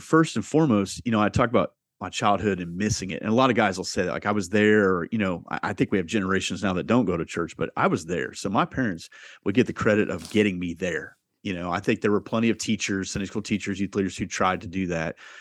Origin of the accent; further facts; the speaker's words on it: Southeast Iowa, United States; I grew up in Southeast Iowa, uh, m, blue collar family.